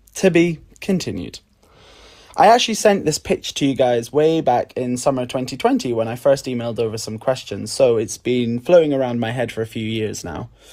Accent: Edinburgh, Scotland, United Kingdom; now in London, United Kingdom; I live in London in the U K, though I'm originally from Edinburgh in Scotland.

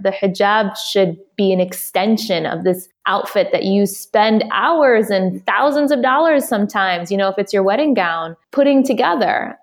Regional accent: Detroit, Michigan, United States; I'm from Detroit. I am a Detroiter through and through

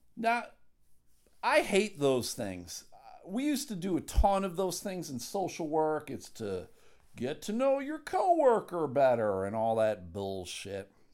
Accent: Buffalo, New York, United States; moved away as an adult; now in Michigan, United States; I'm from Buffalo, New York

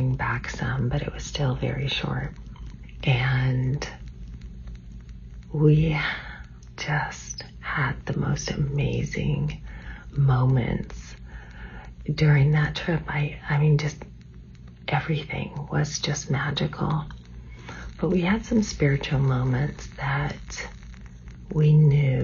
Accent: California, United States; moved away as an adult; now in Washington State, United States; We grew up in California

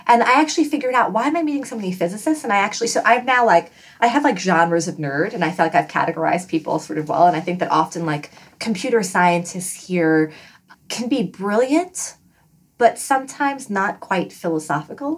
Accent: New York City, New York, United States; moved away as an adult; also born or lived in Washington, D.C.; now in Bay Area, United States; I grew up in Flushing, Queens specifically

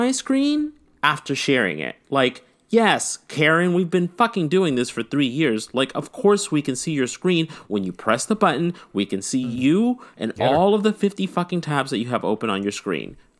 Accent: the South, United States

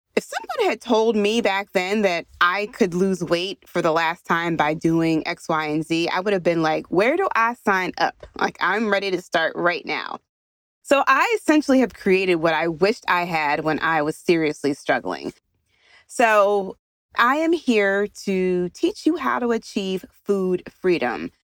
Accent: Philadelphia, Pennsylvania, United States; I'm from Philadelphia

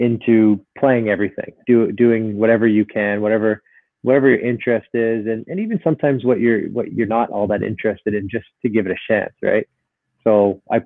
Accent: Vancouver, British Columbia, Canada; also born or lived in Burnaby; I grew up in Vancouver, so I was a Canucks fan

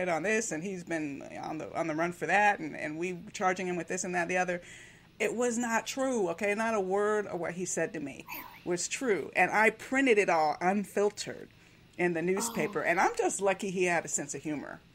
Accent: Miami, Florida, United States; I grew up in Miami

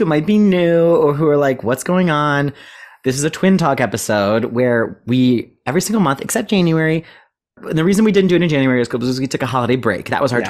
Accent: United Kingdom; accent: British; I fear that my British accent is worse post-London.

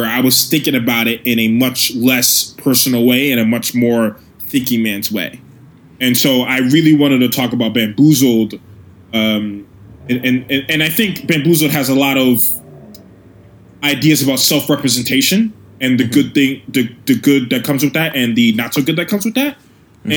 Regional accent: New York City, New York, United States; I'm from the Bronx

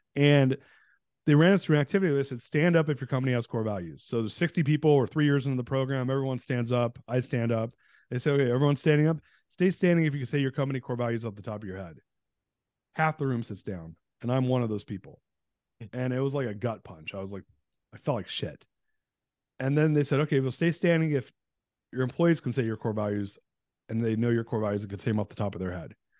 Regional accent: United States; also born or lived in Iran; I was born in the States, but moved back there, and then we, we fled during um, in nineteen seventy-nine

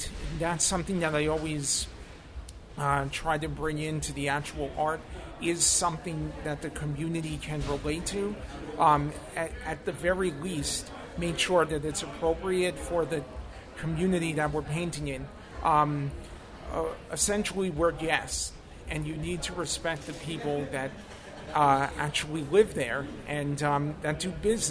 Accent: New York City, New York, United States; also born or lived in Nassau County, New York; I grew up in Eastern Queens in Western Nassau County.

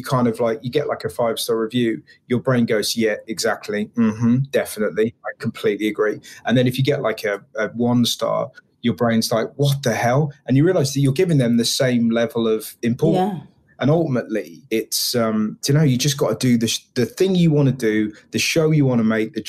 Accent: England, United Kingdom; I'm from England

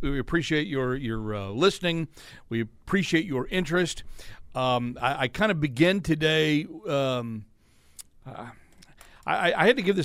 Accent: Texas, United States; Growing up in Texas, you know, where you know famously there's only two sports, football and spring football

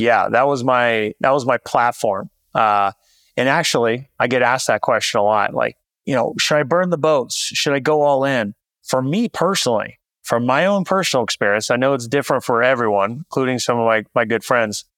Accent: Visalia, California, United States; moved away as an adult; also born or lived in San Francisco; my hometown, Central California, little town called Visalia

